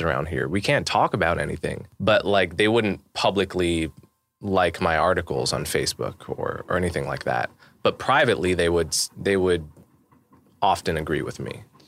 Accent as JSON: {"language": "English", "town": "Montclair", "region": "New Jersey", "country": "United States", "tie": "born or raised there", "said": "I grew up in New Jersey. I grew up in Montclair, New Jersey"}